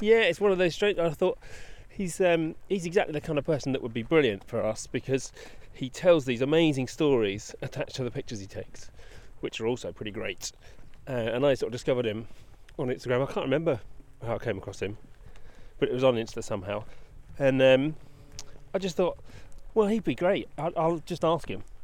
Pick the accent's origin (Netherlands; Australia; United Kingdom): United Kingdom; England; we're English.